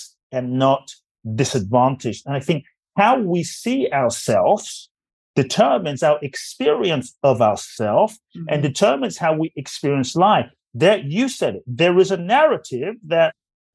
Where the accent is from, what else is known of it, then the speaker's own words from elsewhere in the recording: London, United Kingdom; now in Los Angeles, United States; Growing up in London